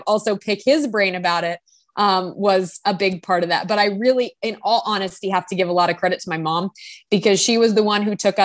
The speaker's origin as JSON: {"language": "English", "town": "Fort Worth", "region": "Texas", "country": "United States", "tie": "born or raised there", "said": "I grew up in Texas, in Fort Worth, Texas"}